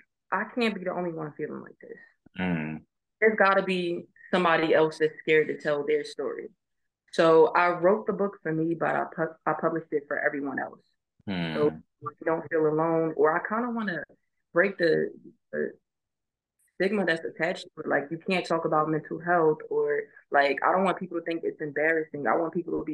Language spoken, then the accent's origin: English; Philadelphia, Pennsylvania, United States; moved away as an adult; growing up in Philly